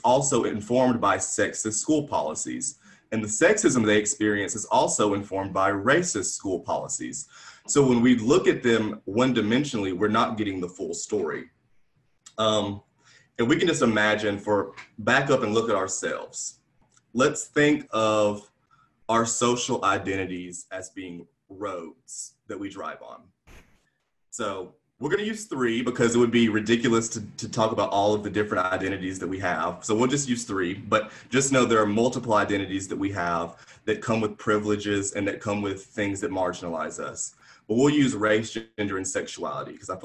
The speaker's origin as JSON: {"language": "English", "region": "Alabama", "country": "United States", "moved": "as an adult", "lives_now": "Atlanta, United States", "said": "I'm from Alabama"}